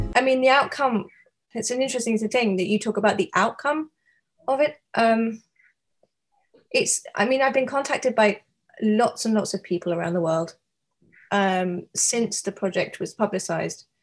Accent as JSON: {"language": "English", "country": "United Kingdom", "also_born_or_lived": "New York", "moved": "yes", "lives_now": "Seattle, United States", "said": "I am a British artist living and working in Seattle, Washington, on the west coast of the US"}